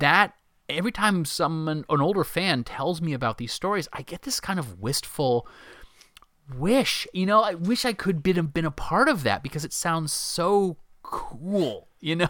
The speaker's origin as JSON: {"language": "English", "country": "United States", "said": "as an American"}